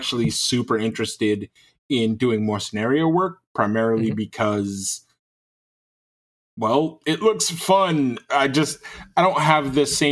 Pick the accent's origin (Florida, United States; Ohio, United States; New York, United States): New York, United States; now in Southern Michigan, United States; I'm from New York, and that's where I mostly lay my head